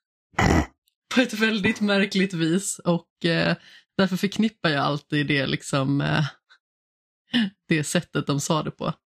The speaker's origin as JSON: {"language": "Swedish", "town": "Alingsås", "region": "Västra Götaland", "country": "Sweden", "said": "Jag är ju från Allingsås"}